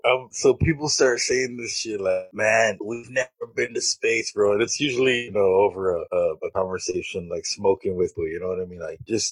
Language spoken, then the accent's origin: English; Mission, Texas, United States; Welcome to the Nerd Podcast. It's a pleasure to be here. I am from the Rio Grande Valley, Mission, Texas